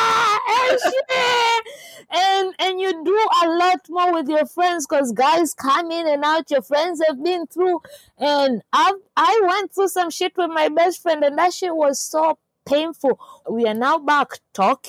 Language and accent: English; Tanzania; I'm from Tanzania